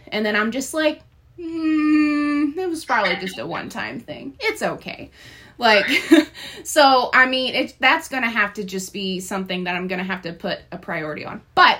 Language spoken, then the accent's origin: English; Nashville, Tennessee, United States; moved away; I'm actually originally from Nashville, Tennessee.